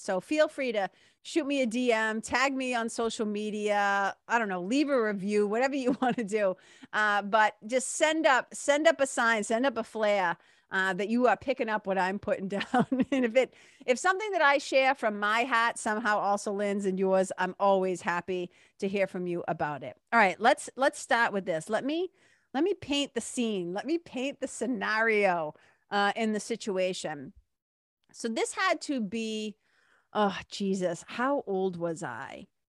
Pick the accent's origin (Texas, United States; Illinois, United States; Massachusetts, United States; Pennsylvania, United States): Massachusetts, United States; Boston; accent: Boston; my Boston accent